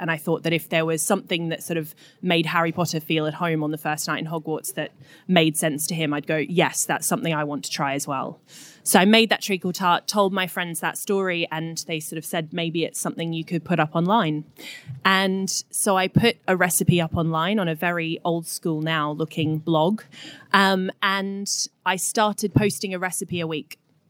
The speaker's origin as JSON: {"language": "English", "country": "Australia", "moved": "yes", "lives_now": "London, United Kingdom", "said": "I was feeling particularly lonely and homesick in London. I moved over from Australia in 2009, so I'd been here about 5 years."}